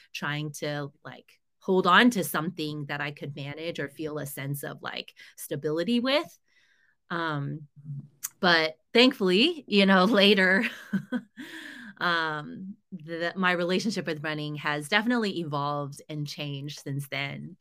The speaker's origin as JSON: {"language": "English", "country": "United States", "said": "I struggled a lot as an Asian American"}